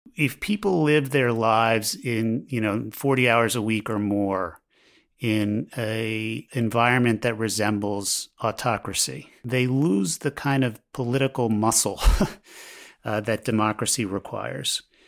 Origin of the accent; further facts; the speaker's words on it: Baltimore, Maryland, United States; moved away; I grew up in Baltimore